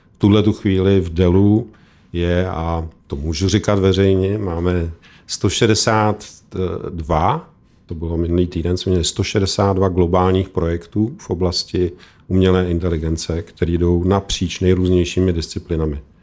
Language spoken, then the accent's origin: Czech; Czechia